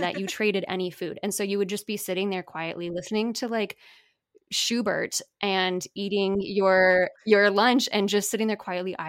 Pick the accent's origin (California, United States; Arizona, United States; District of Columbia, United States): Arizona, United States; Phoenix; now in Dallas, United States; I grew up in Phoenix